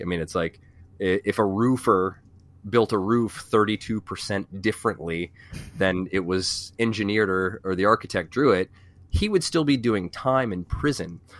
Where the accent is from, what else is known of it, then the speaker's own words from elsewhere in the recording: VIR, Virginia, United States; also born or lived in Falls Church, Virginia; I grew up around V I R